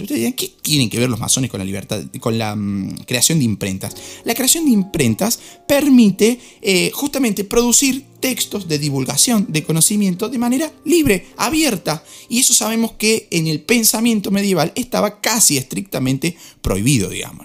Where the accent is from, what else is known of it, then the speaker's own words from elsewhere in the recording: Argentina; soy argentino